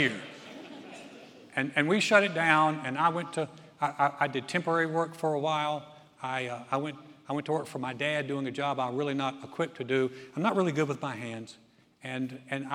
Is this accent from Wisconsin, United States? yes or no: no; Greensboro, North Carolina, United States; also born or lived in Houston area, Texas; Joy and I started our first church in 1989 in my hometown of Greensboro, North Carolina